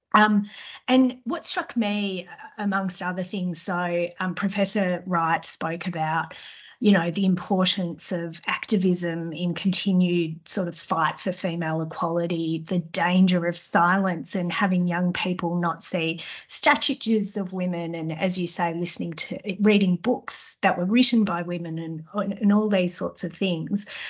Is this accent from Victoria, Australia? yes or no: yes; Melbourne, Victoria, Australia; my hometown of Melbourne